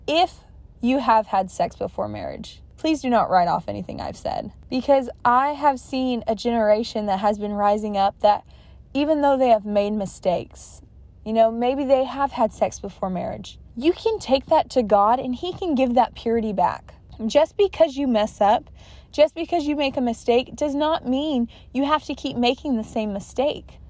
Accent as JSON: {"language": "English", "region": "California", "country": "United States", "tie": "born or raised there", "said": "I was born and raised in California, and I'm still residing here"}